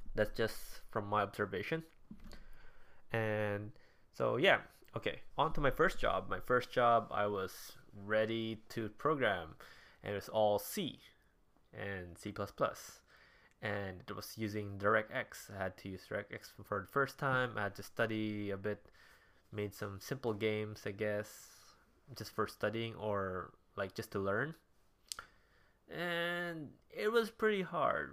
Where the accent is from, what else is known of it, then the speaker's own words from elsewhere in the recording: Davao, Davao Region, Philippines; moved away as an adult; also born or lived in Manila, Philippines / Singapore; now in Japan; I was born and raised in the Philippines, in a city called Davao